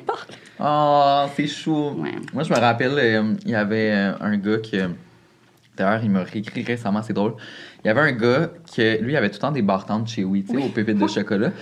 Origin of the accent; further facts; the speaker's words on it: Saint-Lin–Laurentides, Quebec, Canada; dans mon quartier à moi, moi je venais de Saint-Lin